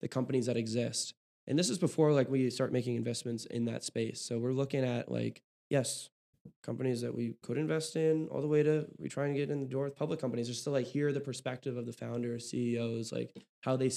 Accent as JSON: {"language": "English", "town": "Oakland", "region": "California", "country": "United States", "moved": "yes", "lives_now": "Chicago, United States", "said": "I'm from Oakland"}